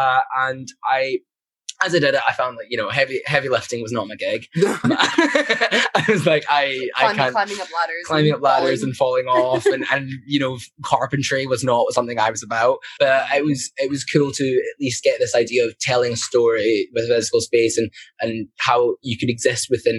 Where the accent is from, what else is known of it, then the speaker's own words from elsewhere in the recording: Glasgow, Scotland, United Kingdom; when I was growing up in Glasgow